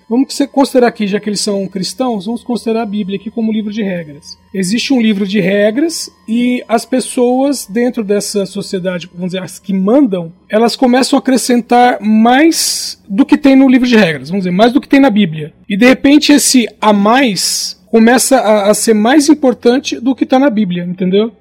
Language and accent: Portuguese; Brazil; nós somos brasileiros